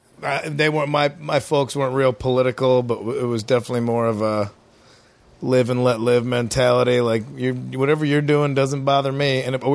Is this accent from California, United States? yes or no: no; outside of Chicago, Illinois, United States; I grew up outside of Chicago.